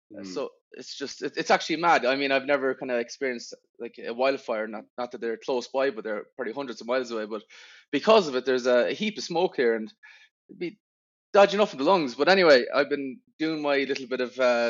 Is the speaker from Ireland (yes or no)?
yes; Aran Islands, Connacht, Ireland; now in Salt Lake City, United States; I'm from the Aran Islands